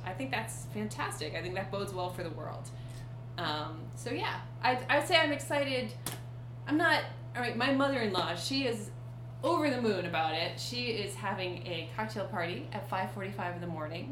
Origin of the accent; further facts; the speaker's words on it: Lexington, Massachusetts, United States; I grew up in Lexington, Massachusetts